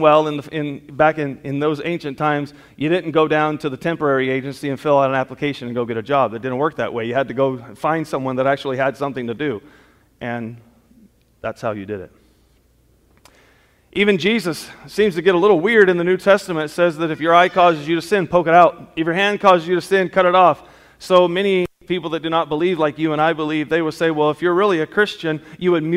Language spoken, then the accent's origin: English; Southern California, United States; growing up in Southern California, I got exposed to all different kinds of culture